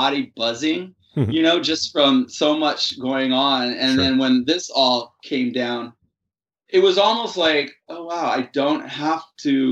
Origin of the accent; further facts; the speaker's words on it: Hawaii, United States; moved away as an adult; also born or lived in San Francisco / New Mexico; now in Berkeley, United States; I'm from Hawaii, and I born and raised